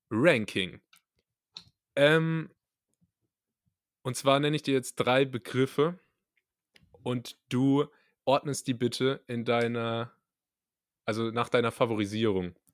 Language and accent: German; the South, Southern Germany, Germany; bei uns im Süden sagt man Gell